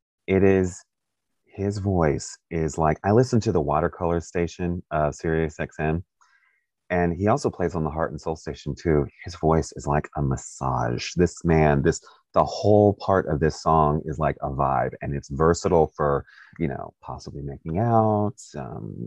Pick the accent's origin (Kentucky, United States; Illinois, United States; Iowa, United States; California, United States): Kentucky, United States; also born or lived in Stockbridge, Georgia; I was born in Stockbridge and I lived there till I was six, and then my dad moved us to Kentucky